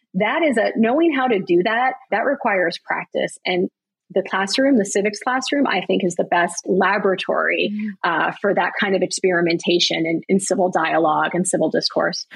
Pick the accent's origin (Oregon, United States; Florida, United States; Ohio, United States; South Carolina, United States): Florida, United States; Broward County; I grew up in Broward County, Florida